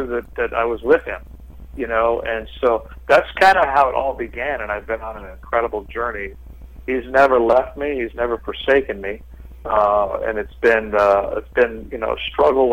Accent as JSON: {"language": "English", "town": "Los Angeles", "region": "California", "country": "United States", "tie": "born or raised there"}